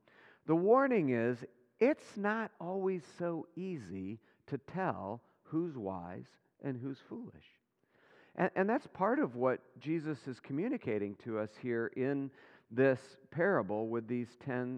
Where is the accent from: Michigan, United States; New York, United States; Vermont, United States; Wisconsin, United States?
Michigan, United States; Remember this even as a young man growing up in West Michigan.